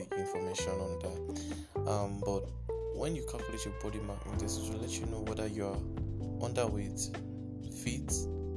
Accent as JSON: {"language": "English", "country": "Nigeria", "said": "I'm speaking as a Nigerian."}